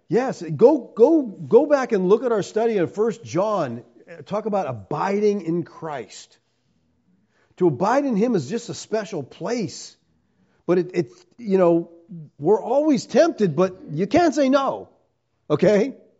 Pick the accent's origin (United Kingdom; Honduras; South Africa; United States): United States; Erie, Pennsylvania; I'm from Erie